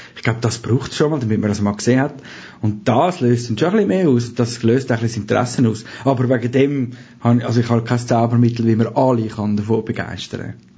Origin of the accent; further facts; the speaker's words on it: Zurich, Switzerland; accent: Zürich German; habe dort Zürich-Deutsch geredet